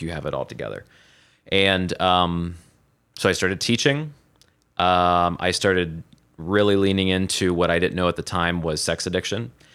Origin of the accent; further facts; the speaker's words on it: Southeast Ohio, United States; moved away as an adult; now in Columbus, United States; I was born and raised, uh, in Southeast Ohio on a three hundred acre cattle farm